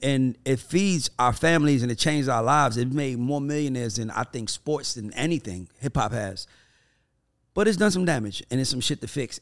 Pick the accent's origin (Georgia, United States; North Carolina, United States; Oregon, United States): Georgia, United States; Atlanta; I'm from Atlanta